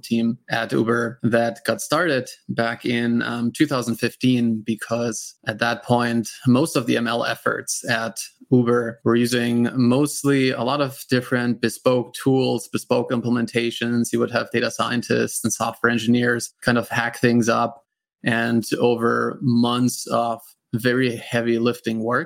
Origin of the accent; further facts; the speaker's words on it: Germany; accent: German; English is a second language; moved away; also born or lived in United States; I'm from Germany originally, and that's where that accent's coming from